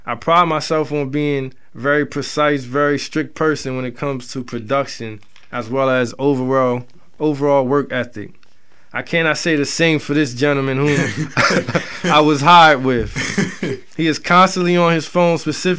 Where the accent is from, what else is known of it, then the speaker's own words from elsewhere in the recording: Toronto, Ontario, Canada; Yes, I'm from Toronto, so he always at the LCBO.